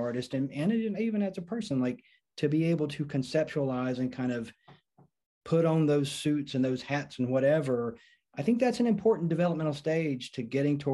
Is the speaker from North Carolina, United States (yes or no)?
yes; North Carolina, United States; back to my home state of North Carolina